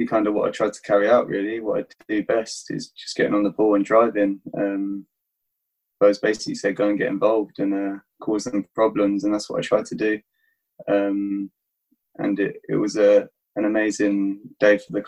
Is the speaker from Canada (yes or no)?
no; Tunbridge Wells, South East England, United Kingdom; my hometown in Tunbridge